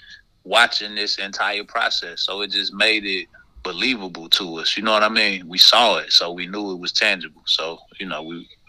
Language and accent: English; Greensboro, North Carolina, United States; I am from Greensboro, North Carolina, a small, yet pretty well-known neighborhood. It's called Douglas Park, but it's right over there off of Martin Luther King. That's where I was born and raised.